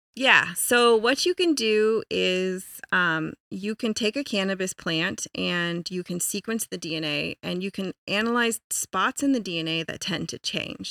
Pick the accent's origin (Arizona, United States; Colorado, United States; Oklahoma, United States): Colorado, United States; I was born and raised in Colorado